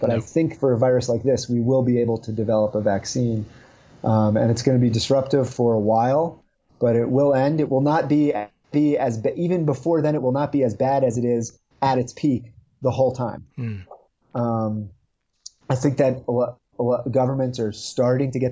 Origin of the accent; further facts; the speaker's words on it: New York City, New York, United States; now in Utah, United States; I'm from the New York City area originally.